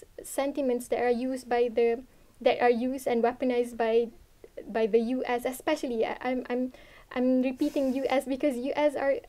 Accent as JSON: {"language": "English", "country": "Malaysia", "said": "I think, first of all, I would say it's really a blessing to be like to be in Malaysia"}